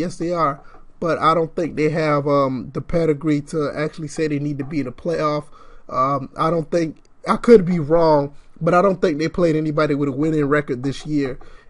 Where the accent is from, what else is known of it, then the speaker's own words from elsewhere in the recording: Georgia, United States; I'm from Georgia, so I would love to see that happen.